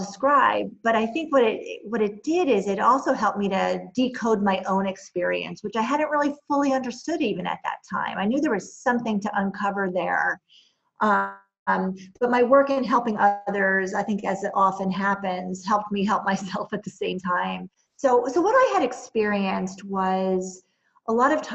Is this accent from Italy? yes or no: no; New Jersey, United States; born or raised there; moved away as an adult; also born or lived in New York City / North Carolina / Boston